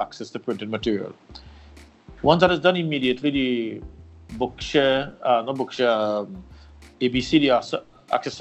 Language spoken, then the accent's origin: English; Mayaro, Trinidad & Tobago; born 1968, 23rd of July, in a small village in Mayaro, that's in the east of the island